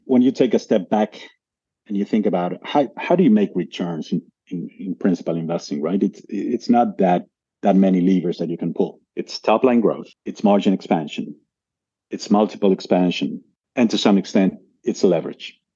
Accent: Argentina; moved away as an adult; also born or lived in United States / Brazil / Australia; I was born and raised in Argentina originally

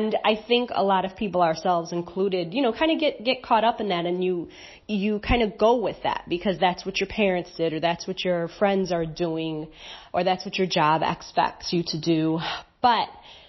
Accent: Chicago, Illinois, United States; moved away as an adult; also born or lived in Mazatlan, Mexico; now in Antigua, Antigua and Barbuda; We're originally from Chicago, and we've been abroad for about 4.5 years now.

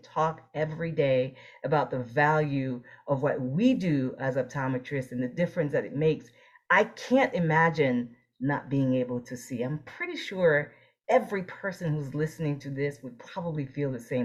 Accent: New Jersey, United States; moved away as an adult; also born or lived in Boston / Florida; I grew up in New Jersey.

